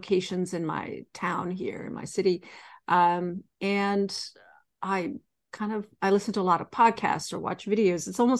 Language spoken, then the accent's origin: English; Sonoma, California, United States; I grew up in Sonoma, but my father worked in San Francisco.